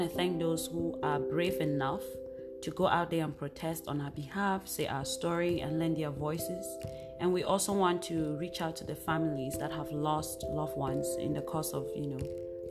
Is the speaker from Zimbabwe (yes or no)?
yes; Zimbabwe; now in United States; I am from Zimbabwe, but currently a resident in the United States.